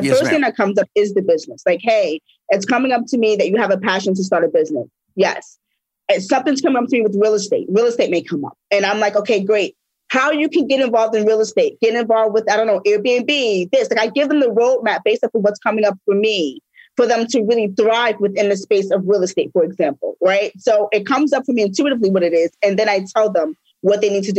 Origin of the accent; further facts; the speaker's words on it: New York, United States; I'm from New York. So, you know, I give it how it is, no chaser.